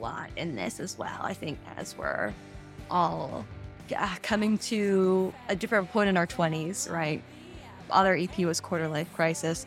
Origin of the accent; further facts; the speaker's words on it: small town Nebraska, United States; moved away; I grew up in small town Nebraska.